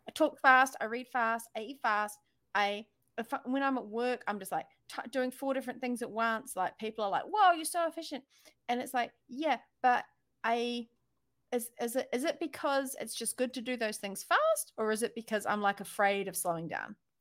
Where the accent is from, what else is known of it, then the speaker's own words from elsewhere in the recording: New Zealand; accent: New Zealand; my New Zealand accent